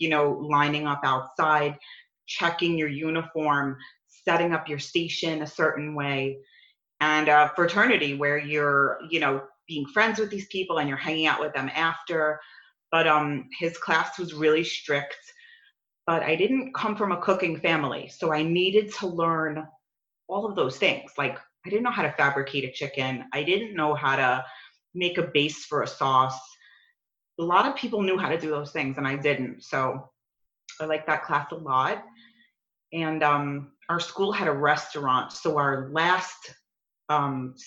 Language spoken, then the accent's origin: English; New York City, New York, United States; moved away as an adult; now in Scottsdale, United States; I grew up in New York my whole life. You'll hear it in my accent